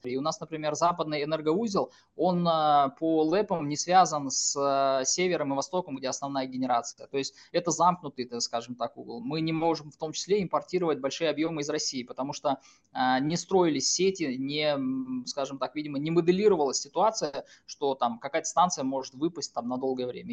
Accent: Kazakhstan

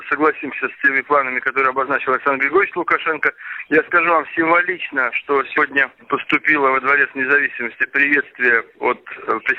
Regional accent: Russia

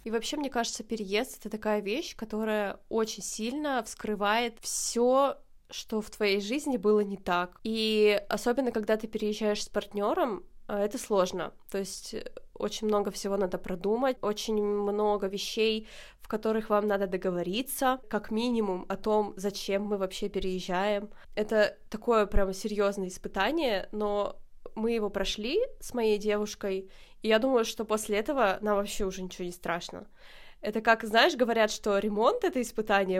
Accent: Dobryanka, Perm Krai, Russia; moved away as an adult; now in Kraków, Poland; Хотя я вообще родилась не в Перми, я родилась в Добрянке. Это очень маленький

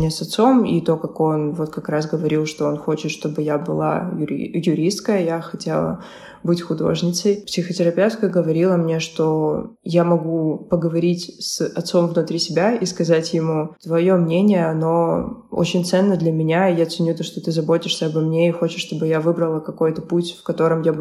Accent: Ukraine; Я переехала сюда из Украины и начала

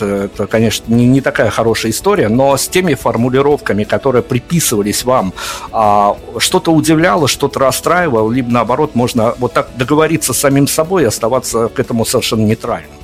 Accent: Belarus; я как человек из Беларуси

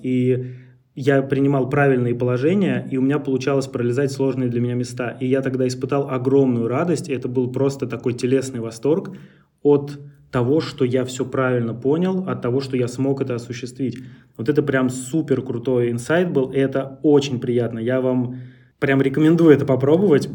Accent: Central Russia, Russia; в нашей центральной части России, например, откуда я родом, Москва, Тверь

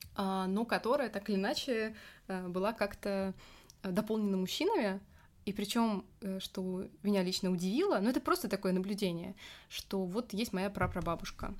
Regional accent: Moscow, Russia; Я уже родилась в Москве.

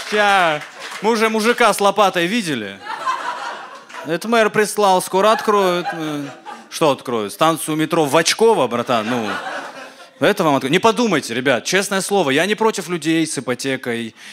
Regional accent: Caucasus, Russia; Ну, вы сами понимаете, ну, я с Кавказа, да, ну, типа, у нас такие традиции, там, уважать старших, рождаться с их лицами

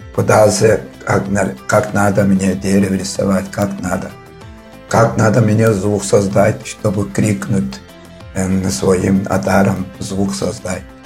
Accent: Khorum-Dag, Tuva, Russia; Родился я в Туве, село Хормдаг. Отсюда я вырос в Хормдаге и закончил школу

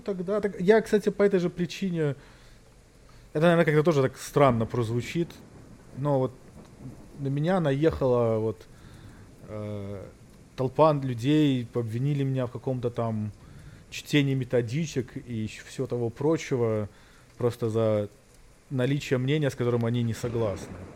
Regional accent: Belarus; moved away; я там вырос в Беларусь

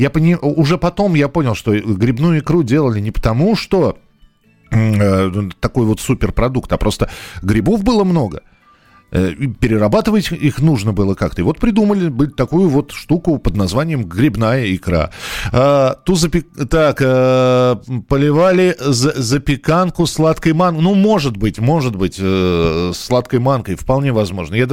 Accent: Moscow, Russia; так как я рос в Москве, собирали мы грибы в Подмосковье.

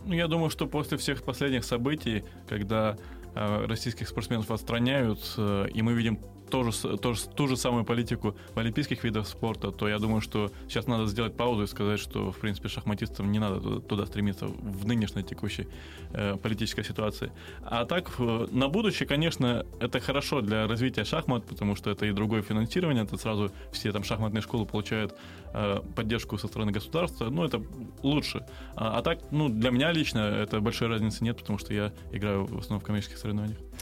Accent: Crimea, Ukraine; moved away; also born or lived in Kramatorsk, Donetsk Oblast; я сам, я сам крымчанин

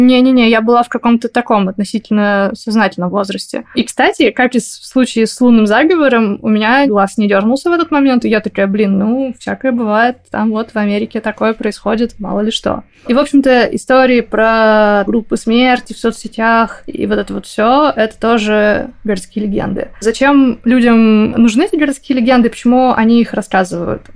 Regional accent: Perm, Perm Krai, Russia; now in Moscow, Russia; в Перми у нас

